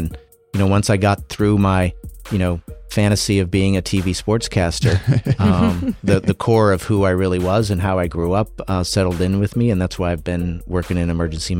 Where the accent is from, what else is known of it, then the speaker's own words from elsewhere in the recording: Illinois, United States; also born or lived in North Dakota; I grew up in was born in a town of 250 in North Dakota, and grew up in Illinois. I am the definition of not a city kid.